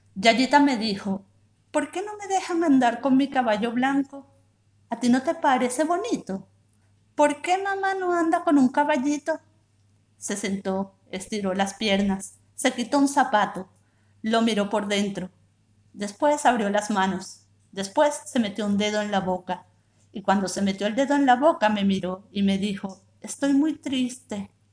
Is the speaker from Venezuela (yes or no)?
yes; Venezuela; now in Buenos Aires, Argentina; soy venezolana, actualmente vivo en Buenos Aires